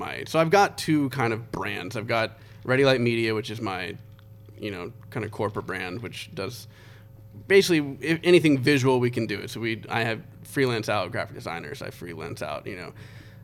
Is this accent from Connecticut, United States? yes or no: yes; Connecticut, United States; I was born in Connecticut on a submarine base